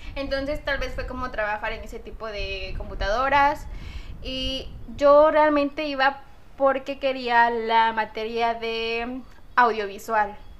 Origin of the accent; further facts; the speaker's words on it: Córdoba, Veracruz, Mexico; soy de Córdoba